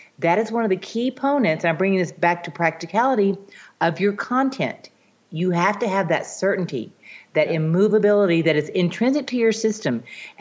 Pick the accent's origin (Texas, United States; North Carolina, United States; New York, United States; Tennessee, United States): Texas, United States; in Texas, I'm from Texas.